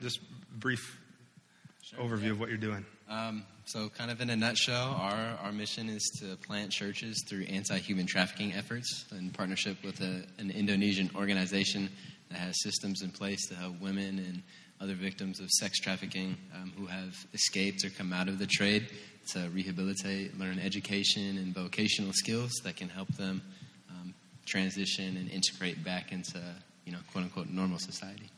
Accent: Seattle, Washington, United States; also born or lived in California; now in Indiana, United States; I'm from Seattle

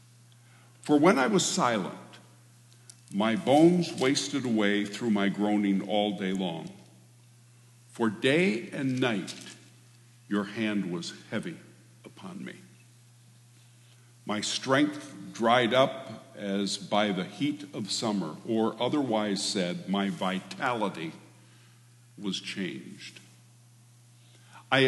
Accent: Michigan, United States; moved away; also born or lived in Alma, Michigan / St. Louis, Michigan / Hastings, Michigan / Hart, Michigan; I was born and raised in Michigan. I am a Midwesterner

